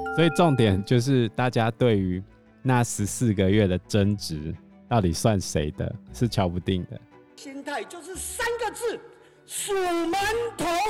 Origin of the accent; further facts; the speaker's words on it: Taiwan; 他们都知道我们台湾人是有钱的